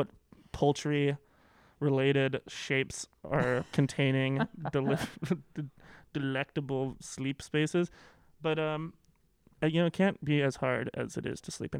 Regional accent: Victoria, British Columbia, Canada; moved away as an adult; now in Calgary, Canada; I'm from Victoria

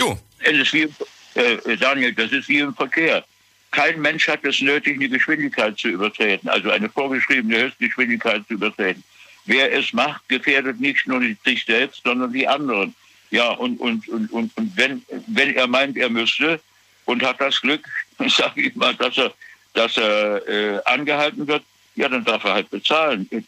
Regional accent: Germany; Bei uns in Deutschland

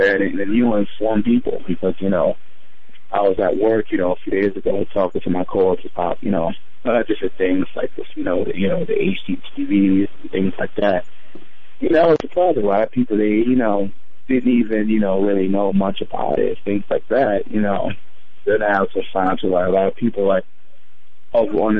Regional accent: Portsmouth, Virginia, United States; now in New York, United States; I grew up eating them in Virginia. I grew up in Portsmouth, Virginia

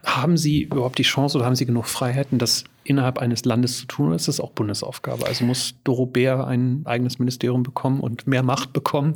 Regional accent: Germany; wir vielleicht als Deutsche oder in Deutschland

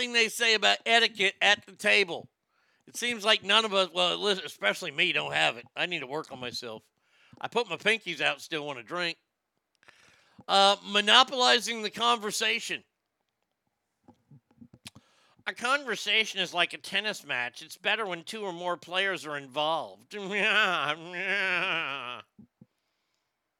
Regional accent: the South, United States; I'm from the South

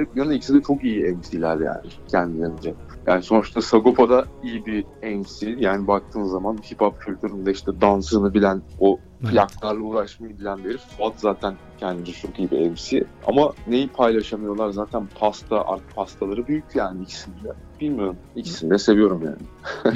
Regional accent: Bursa, Turkey; Bursalı olduğum için

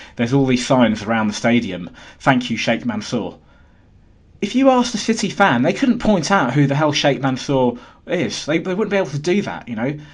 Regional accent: London, United Kingdom; as a Londoner

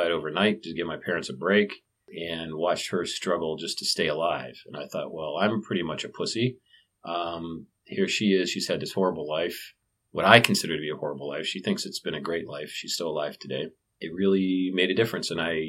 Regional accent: Canton, Ohio, United States; also born or lived in Wheeling, West Virginia; I was born in Wheeling, West Virginia, and I grew up in Canton, Ohio

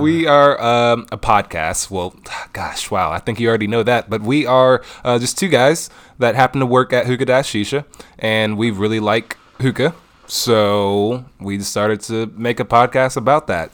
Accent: Detroit, Michigan, United States; born and raised in Detroit

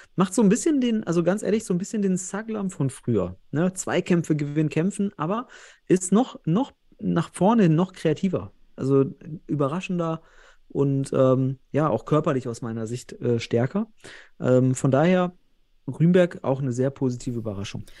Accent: North Rhine-Westphalia, Germany; Ich komme ja selbst aus Westfalen

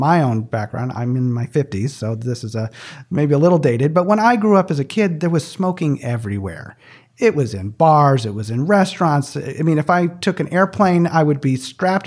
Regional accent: just south of East Lansing, Michigan, United States; I grew up right in the middle of my palm, just south of East Lansing, Michigan. I grew up on a 79-acre farm

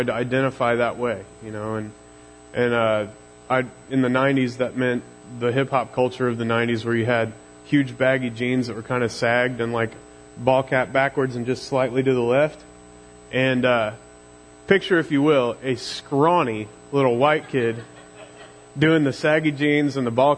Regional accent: Missouri, United States; accent: Missouri drawl; my Missouri drawl gets real thick

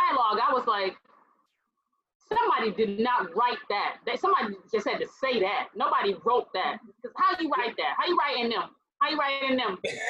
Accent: Compton, California, United States; I'm from Compton.

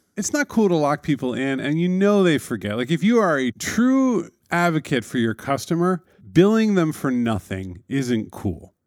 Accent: New York City, New York, United States; as a New Yorker

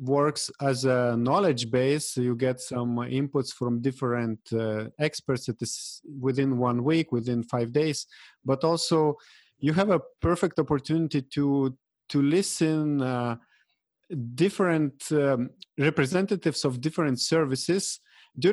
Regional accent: Lithuania; at the moment, I'm in Lithuania, in my home country in Eastern Europe

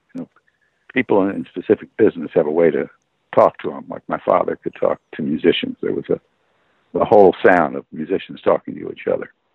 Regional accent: East Orange, New Jersey, United States; also born or lived in Temple, Texas; I was born in Temple, Texas, because my father was stationed there in the war. Then we moved to East Orange, New Jersey, uh, where I grew up

